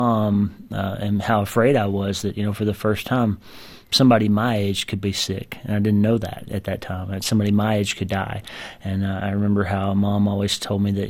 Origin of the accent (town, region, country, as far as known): United States; born or raised there